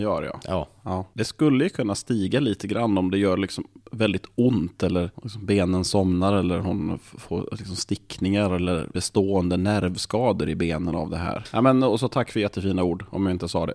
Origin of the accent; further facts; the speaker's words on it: Norrland, Sweden; jag är ensam ur norrlänning